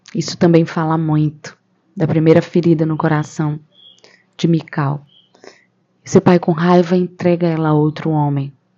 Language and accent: Portuguese; Camaragibe, Pernambuco, Brazil; sou de Pernambuco, de uma cidade chamada Camaragibe.